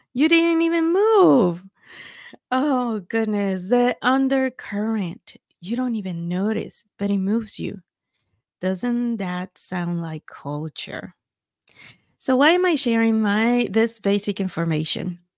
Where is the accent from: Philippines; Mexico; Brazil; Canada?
Mexico; now in Texas, United States; I was born and raised in Mexico